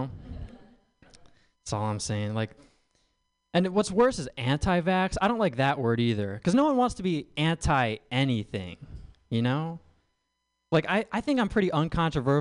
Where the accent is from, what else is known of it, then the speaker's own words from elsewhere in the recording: Midwest, United States; I'm from the Midwest